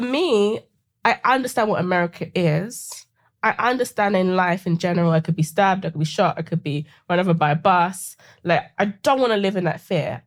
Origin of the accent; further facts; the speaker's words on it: London, United Kingdom; accent: British; moved away as an adult; also born or lived in Seattle; now in United States; growing up in Sa-, South London